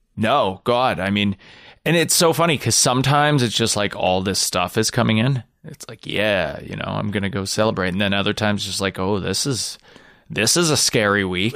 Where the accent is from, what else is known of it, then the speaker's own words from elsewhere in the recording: Canada; as a Canadian in Canadian comedy